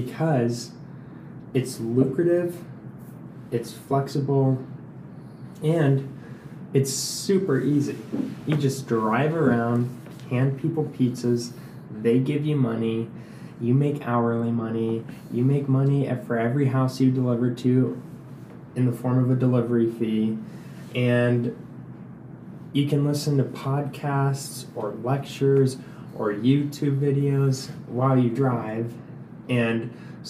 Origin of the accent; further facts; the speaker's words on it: Glendale, Arizona, United States; also born or lived in Santa Barbara, California; I grew up in Glendale, Arizona